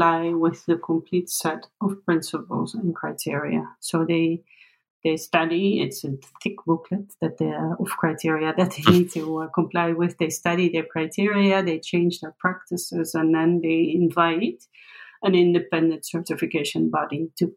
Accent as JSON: {"language": "English", "country": "Netherlands", "said": "I come from the Netherlands"}